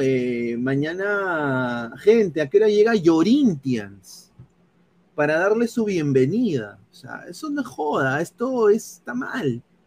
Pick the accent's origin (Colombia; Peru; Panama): Peru; moved away